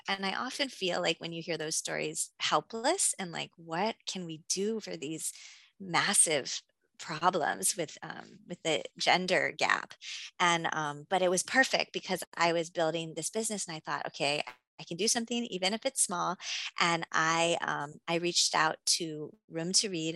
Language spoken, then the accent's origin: English; Hawaii, United States; moved away as an adult; also born or lived in California; I'm from Hawaii. I'm mixed race.